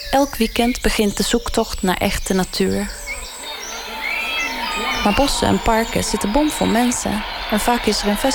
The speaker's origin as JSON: {"language": "Dutch", "country": "Sweden", "tie": "born or raised there", "moved": "yes", "lives_now": "Amsterdam, Netherlands", "said": "Ik ben opgegroeid in Zweden, in een huisje bij het bos. En ook al wil ik er niet meer wonen"}